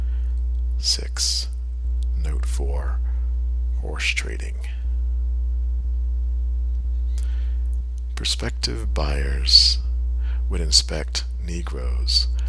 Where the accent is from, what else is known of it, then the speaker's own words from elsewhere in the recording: Milledgeville, Georgia, United States; Milledgeville, my hometown